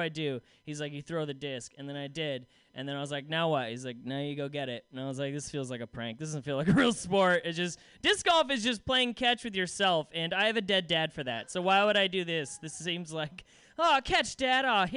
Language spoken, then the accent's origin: English; Salem, Oregon, United States; I come from Salem, which is a town no one gives a shit about